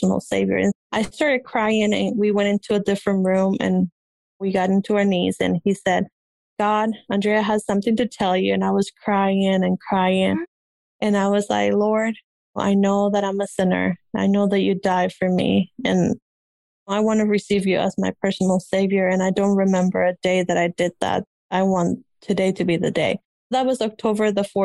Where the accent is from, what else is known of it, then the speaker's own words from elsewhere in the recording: Peru; English is a second language; moved away; I came from Peru and didn't know any English. I had to learn English